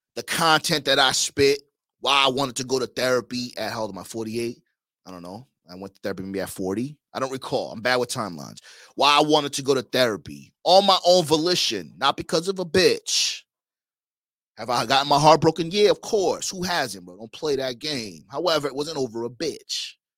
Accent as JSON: {"language": "English", "region": "New York", "country": "United States", "moved": "yes", "lives_now": "Miami, United States", "said": "I'm originally from New York"}